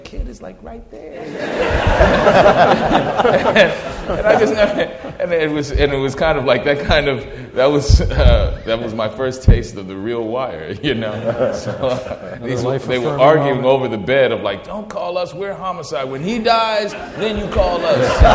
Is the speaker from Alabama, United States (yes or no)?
no; New Orleans, Louisiana, United States; moved away; I'm originally from New Orleans